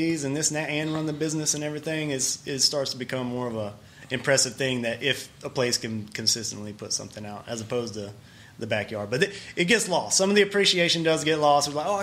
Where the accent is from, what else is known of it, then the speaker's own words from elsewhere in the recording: Calvin area, between Winfield and Dodson, Louisiana, United States; now in Shreveport, United States; that's where I grew up